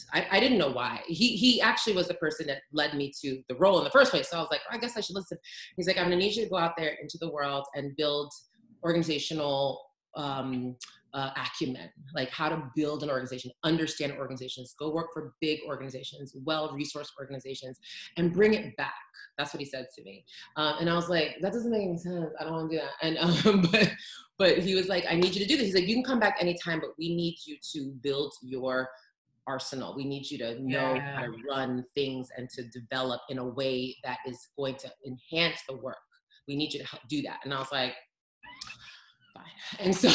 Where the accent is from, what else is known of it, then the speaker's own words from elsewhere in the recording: New York City, New York, United States; I'm from New York